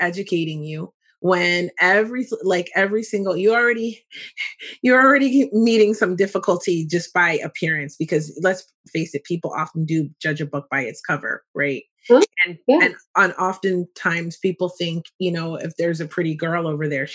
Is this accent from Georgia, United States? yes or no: no; Philadelphia, Pennsylvania, United States; also born or lived in Hershey, Pennsylvania; I'm from Philadelphia, from West Philly, actually.